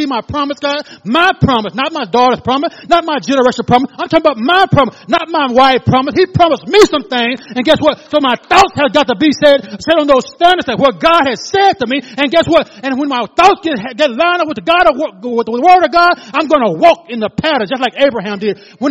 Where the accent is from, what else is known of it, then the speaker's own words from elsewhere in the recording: Louisville, Arkansas, United States; I'm from Louisville, Arkansas. My daddy was a pastor